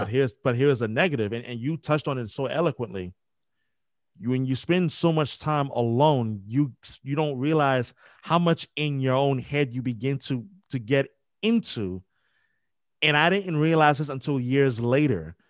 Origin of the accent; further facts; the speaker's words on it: New York, United States; I'm from New York, born and raised